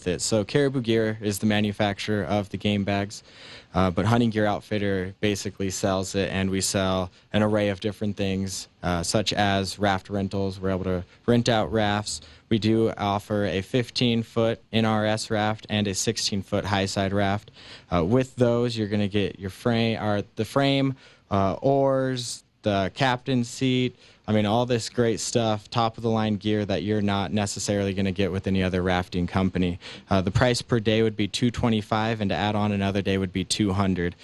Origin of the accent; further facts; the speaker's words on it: Colorado, United States; also born or lived in Kansas; I grew up locally in Colorado